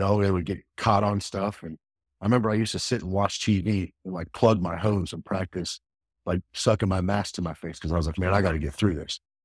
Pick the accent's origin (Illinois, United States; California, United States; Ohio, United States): Ohio, United States; Akron; I grew up in Akron, Ohio.